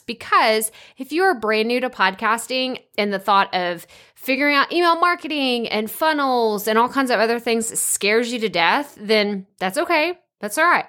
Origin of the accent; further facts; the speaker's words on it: East Texas, United States; accent: East Texas; real thick East Texas accent